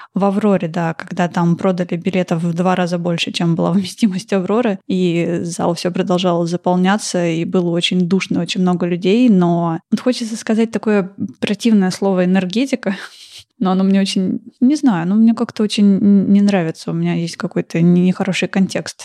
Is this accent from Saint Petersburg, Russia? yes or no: yes; Saint Petersburg, Russia; я выросла в Петербурге